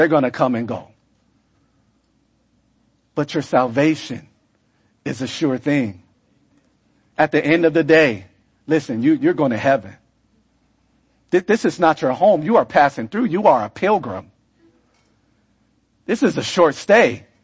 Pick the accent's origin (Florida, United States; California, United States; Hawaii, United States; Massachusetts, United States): California, United States; moved away; I come from California